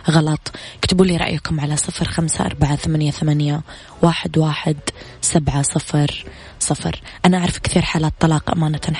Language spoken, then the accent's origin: Arabic; Riyadh, Riyadh Province, Saudi Arabia; الو السلام عليكم … من الرياض